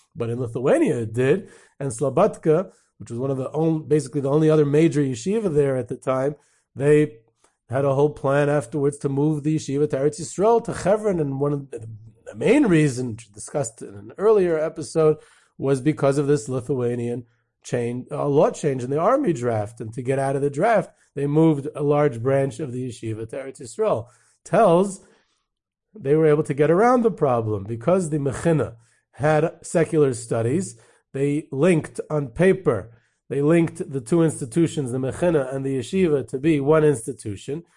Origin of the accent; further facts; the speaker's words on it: United States; I grew up in Muncie